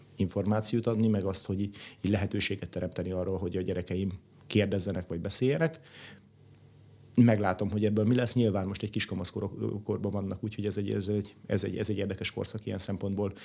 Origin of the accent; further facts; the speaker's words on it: Budapest, Hungary; én Budapesten nőttem föl, itt jártam gimnáziumba